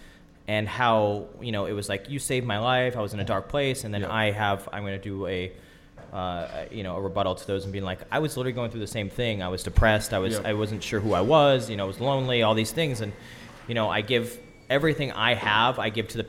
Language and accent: English; Wilkes-Barre, Pennsylvania, United States; I'm from Wilkes-Barre, Pennsylvania